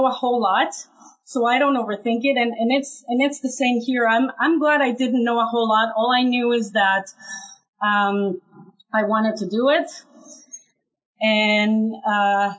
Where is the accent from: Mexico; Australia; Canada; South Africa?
Mexico; now in United States; My very first job here in the United States, I'm originally from Mexico